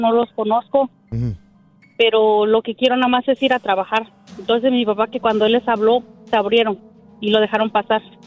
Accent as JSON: {"language": "Spanish", "country": "Mexico", "moved": "yes", "said": "Venden mucho la carne de puerco de donde yo soy"}